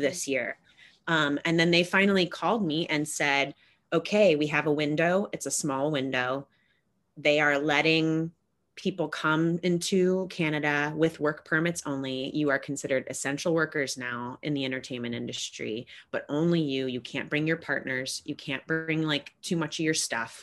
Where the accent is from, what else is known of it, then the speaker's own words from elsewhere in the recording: United States; as an American